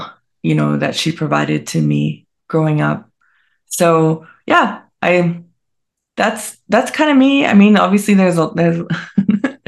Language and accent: English; British Columbia, Canada; also born or lived in Montreal, Quebec; I live back in BC. I'm from BC.